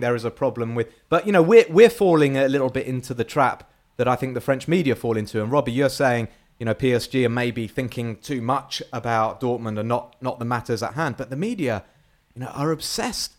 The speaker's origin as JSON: {"language": "English", "region": "England", "country": "United Kingdom", "said": "I'm English"}